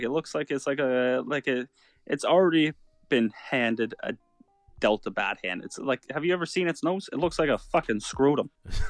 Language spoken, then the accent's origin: English; Canada; Dude, we're fucking Canadian